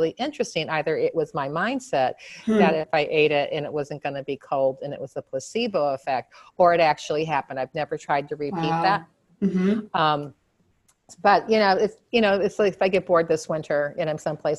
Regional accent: south of Detroit, Michigan, United States; I grew up in the Midwest in Michigan, south mm-hmm. of Detroit, and a suburb at the time that was up and coming.

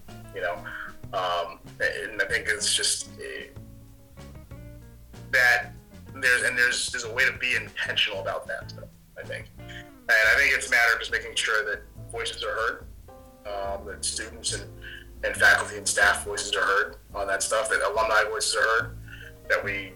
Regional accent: Connecticut, United States; moved away as an adult; also born or lived in Pennsylvania / Vermont / Midwest; I grew up in New England, in Connecticut

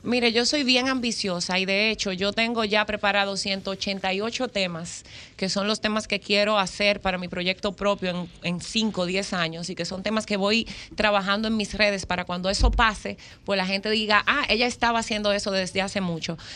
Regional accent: Higüey, La Altagracia, Dominican Republic; yo nací, fui criada, nacida en Higüey

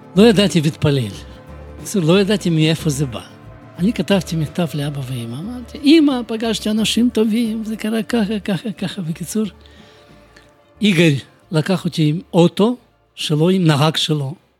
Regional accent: Bălți, Moldova; Hebrew is a second language; moved away as an adult; also born or lived in Kyiv, Ukraine; now in Jerusalem, Israel; נולדתי אני במולדובה, בעיר בלצי, זה 200 קילומטר מקישינוף.

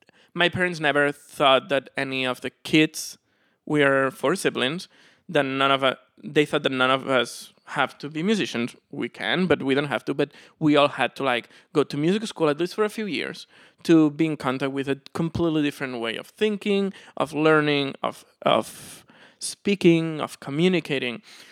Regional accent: Barcelona, Catalonia, Spain; moved away; In Barcelona.

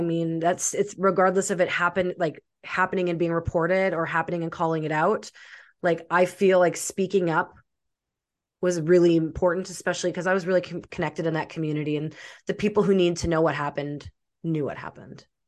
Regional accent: Russia; I'm from Russia

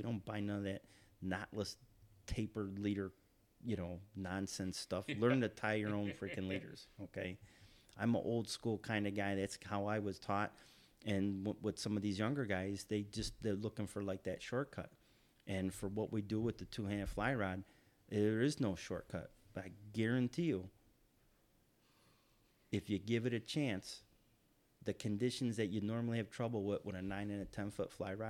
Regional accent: New York, United States; now in Florida, United States; and I grew up fishing like in the Pulaski Rivers, the St. Lawrence Rivers, Lake Ontario, a lot of the smaller bodies of water like you have down here in Florida.

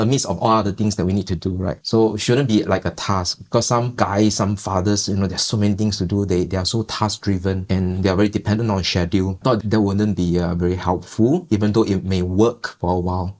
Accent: Singapore; We are a Singaporean family

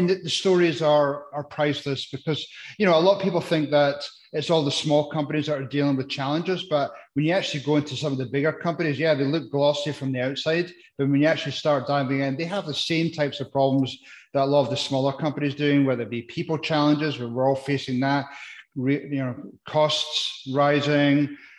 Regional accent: Scotland, United Kingdom; now in United States; So, I came across the States from Scotland, and I didn't really have much going on, but I've now built myself a great life by working my way through the challenges

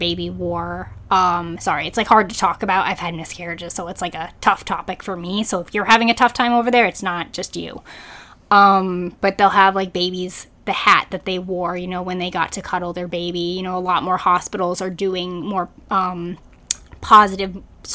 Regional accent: New England, United States; moved away; I'm originally from New England

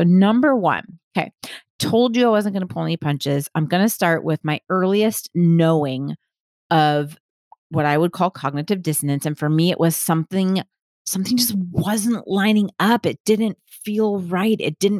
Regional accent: Southern United States, United States; I grew up conservative Christian in the Bible Belt.

